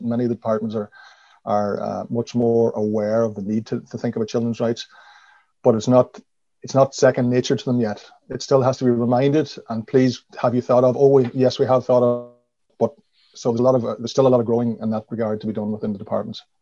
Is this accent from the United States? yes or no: no; Donegal, County Donegal, Ireland; moved away as an adult; also born or lived in Tuam / Galway / Dublin / London; I grew up in Donegal town, a small town with only 2,000 people.